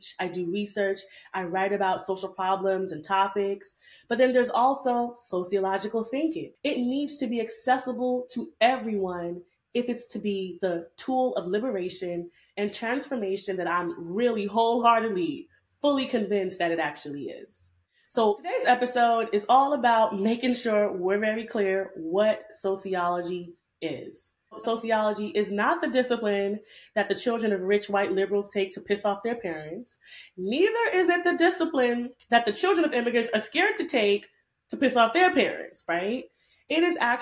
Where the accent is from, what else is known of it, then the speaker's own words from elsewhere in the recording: New York City, New York, United States; I'm a Jamaican bad gal from Brooklyn, New York